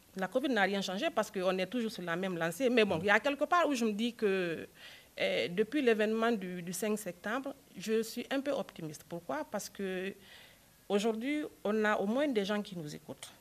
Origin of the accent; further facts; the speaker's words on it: Guinea; chez moi en Guinée